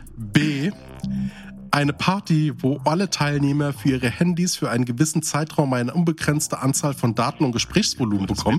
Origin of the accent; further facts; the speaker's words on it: Hesse, Germany; Ich komme ja aus dem Hessischen, ne? Also ich bin quasi so ein Rhein-Main-Hesse mit einem sehr starken südhessischen Einfluss, das heißt so Nähe Odenwald.